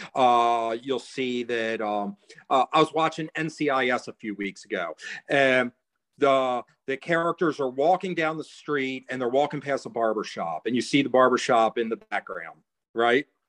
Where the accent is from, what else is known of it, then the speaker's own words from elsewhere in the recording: United States; I'm American